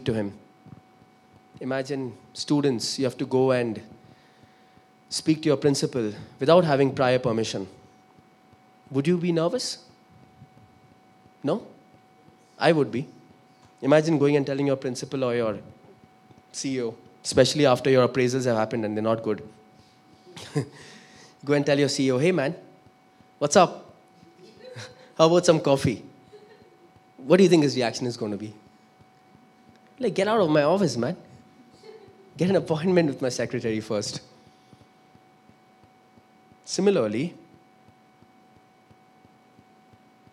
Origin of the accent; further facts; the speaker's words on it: Kolkata, West Bengal, India; also born or lived in Sindh / Pune; I come from Calcutta.